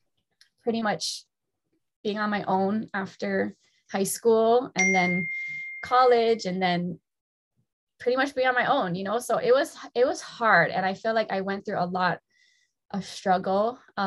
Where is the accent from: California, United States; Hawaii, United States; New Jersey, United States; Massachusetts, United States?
Hawaii, United States; Kailua; I born and raised here on the island of Oahu, moved all over the place. So I was born in Kailua, raised in Kailua for a couple of years.